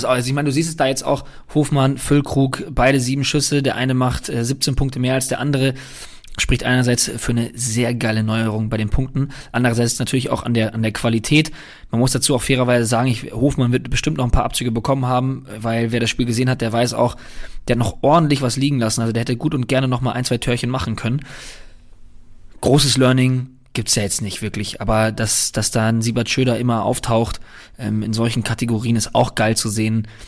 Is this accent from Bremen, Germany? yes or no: no; Cologne, North Rhine-Westphalia, Germany; Ich muss sagen, ich kann das total verstehen von seiner Seite aus, auch wenn es als Kölner wehtut.